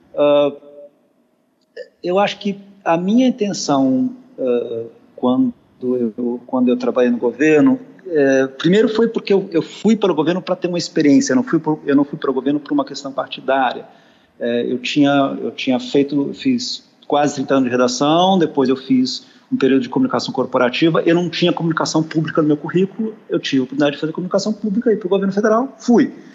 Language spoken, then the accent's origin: Portuguese; Brazil; nós, brasileiros, nós que vivemos no Brasil